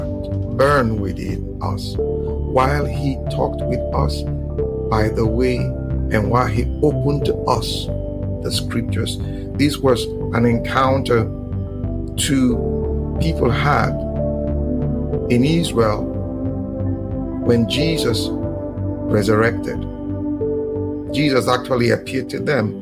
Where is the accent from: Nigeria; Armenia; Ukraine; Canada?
Nigeria; I'm a Nigerian.